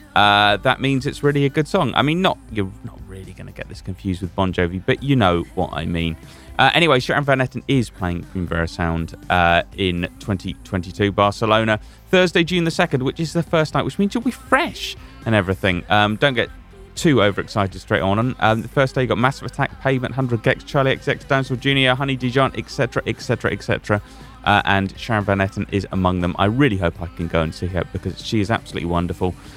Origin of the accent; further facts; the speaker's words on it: Scotland, United Kingdom; I'm Scottish.